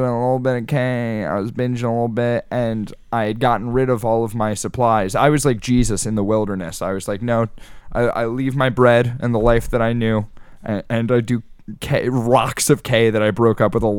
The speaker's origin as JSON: {"language": "English", "area": "Lenape Regional school district", "region": "New Jersey", "country": "United States", "tie": "born or raised there", "said": "I went to Lenape"}